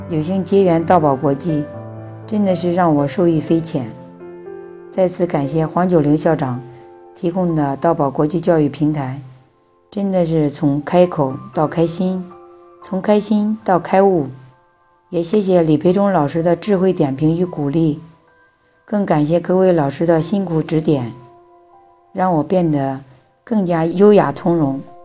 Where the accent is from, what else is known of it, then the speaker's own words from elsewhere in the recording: Henan, China; now in Beijing, China; 我来自河南，目前生活在北京。我是一名两个孩子的宝妈